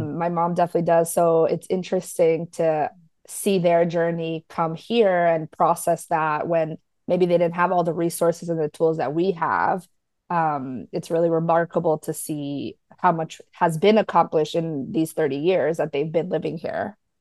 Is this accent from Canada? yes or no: no; United States; I am Paraguayan American, first gen